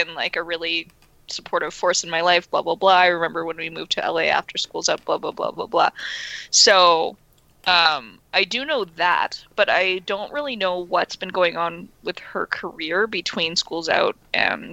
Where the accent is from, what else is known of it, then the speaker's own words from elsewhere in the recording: Canada; we're Canadian